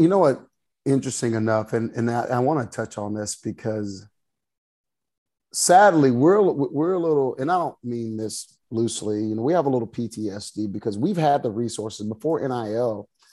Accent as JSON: {"language": "English", "town": "Waco", "region": "Texas", "country": "United States", "tie": "born or raised there", "said": "I grew up in the Waco area"}